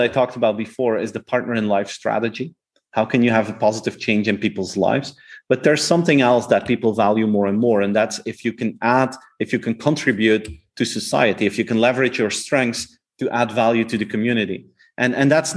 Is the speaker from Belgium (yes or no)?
yes; Flanders, Belgium; first language Flemish; English is a second language; the Flemish version, like my native language